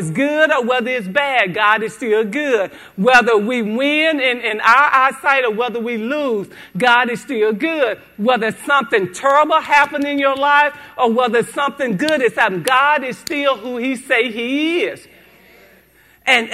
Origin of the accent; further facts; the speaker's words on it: Haynesville, United States; I'm from Haynesville, a little country town